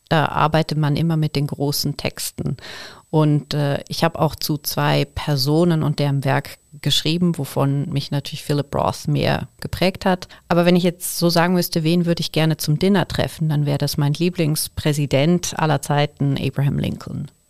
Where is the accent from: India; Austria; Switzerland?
Switzerland; Altnau, Thurgau; Ich komme vom See. Ich bin aufgewachsen im Thurgauer Dorf Altnau am Bodensee.